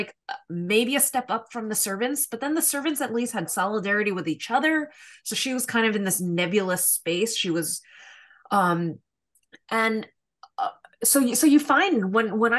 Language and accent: English; New York City, New York, United States; an ethnic Korean girl born and raised in Queens, in New York, in America